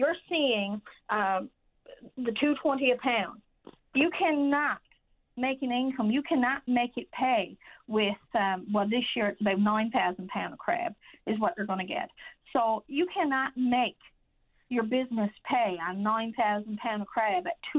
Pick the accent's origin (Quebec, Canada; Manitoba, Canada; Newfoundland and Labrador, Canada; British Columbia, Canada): Newfoundland and Labrador, Canada; Change Islands; I'm from Change Island. My husband is a fisherman